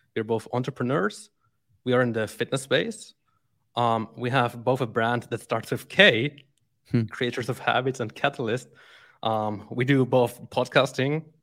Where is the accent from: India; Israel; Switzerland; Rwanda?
Switzerland; moved away as an adult; now in Brazil; born and raised in Switzerland